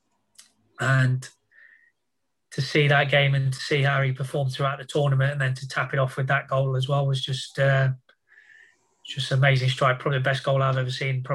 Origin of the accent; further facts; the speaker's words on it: Nottingham, East Midlands, United Kingdom; moved away; also born or lived in Middlesbrough / Northampton; being my hometown as well